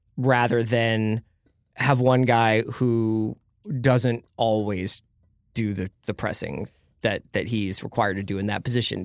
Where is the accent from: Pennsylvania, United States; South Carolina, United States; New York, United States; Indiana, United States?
Pennsylvania, United States; Philadelphia; I'm from Philadelphia